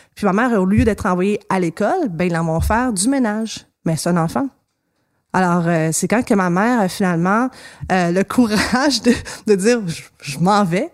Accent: Montreal, Quebec, Canada; dans mon coin de pays, Hochelaga

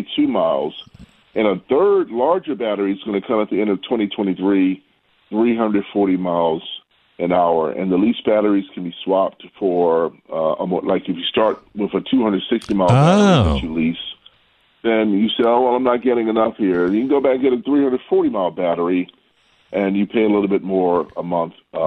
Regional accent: Baltimore, Maryland, United States; accent: Baltimore; the Baltimore accent was a little odd for them

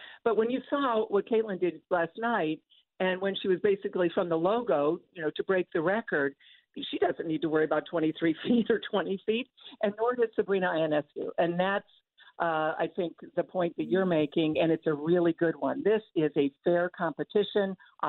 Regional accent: Toledo, Ohio, United States; which I remember well growing up in Toledo on my way to Northwestern.

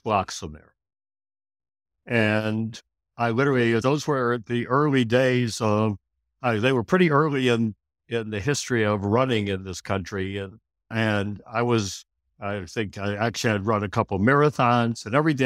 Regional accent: Chicago, Illinois, United States; moved away as an adult; also born or lived in Washington, D.C.; now in California, United States; growing up in Chicago, you know, I grew up in a family of lawyers.

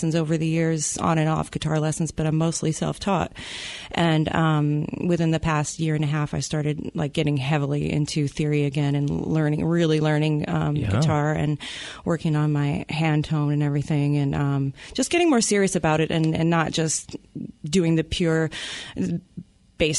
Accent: New York City, New York, United States; moved away as an adult; now in Seattle, United States; I'm originally from New York, the Bronx and Queens

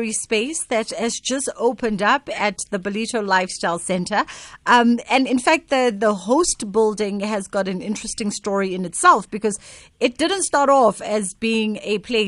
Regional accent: Durban, KwaZulu-Natal, South Africa; my hometown now, Durban, KZN

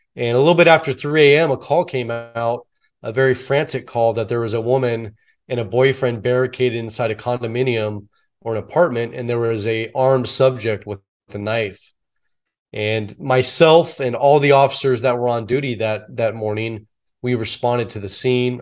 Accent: San Francisco Bay Area, California, United States; born or raised there

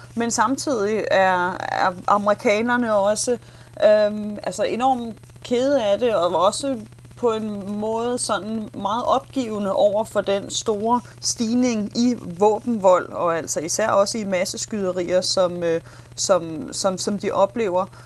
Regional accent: Denmark; now in Nashville, United States; som dansker i, øh, i U S

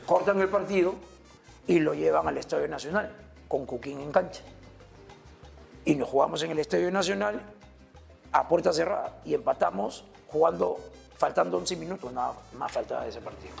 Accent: La Perla, Callao, Peru; Yo de La Perla, acá la vueltita. Yo soy de Benjamín Doy, eh, Manzana 7, eh, cerca acá, eh, por el Ministerio de la Marina ya toda, casi toda mi vida, toda mi vida

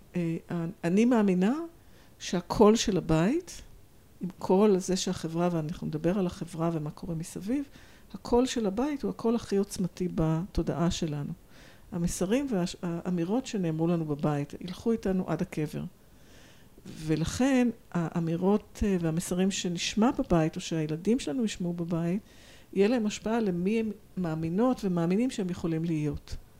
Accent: Tel Aviv, Tel Aviv District, Israel; moved away as an adult; also born or lived in London / Hong Kong; אני מתל אביב, גדלתי בתל אביב, גרה בתל אביב

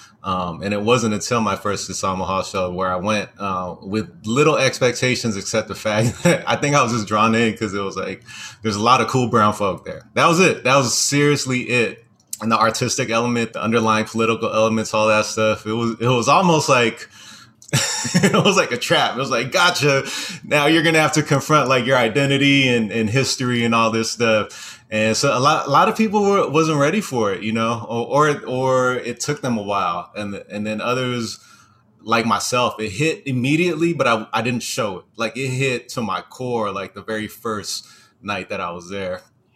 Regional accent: Hawaii, United States; also born or lived in California; my first memory started in Hawaii, even though I was born in California.

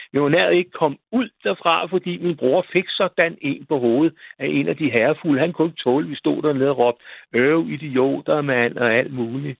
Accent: Roskilde, Zealand, Denmark; moved away; deroppe, hvor jeg kommer fra

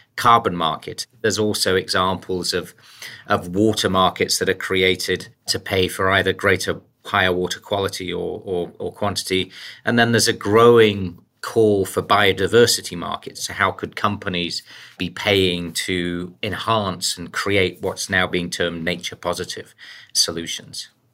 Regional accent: the coalfields in the north of England, United Kingdom; moved away; also born or lived in United States; born in the U K. I was actually born in the, uh, the coalfields, in the decline of the coalfields up in, um, the north of England

